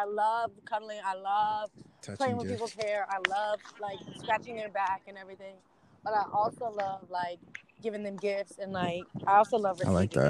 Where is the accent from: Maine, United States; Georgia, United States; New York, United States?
Georgia, United States; Jones Creek; I'm from Jones Creek, Georgia. I'm a digital marketing major for the music, preferably in music industry. I go to Georgia State University.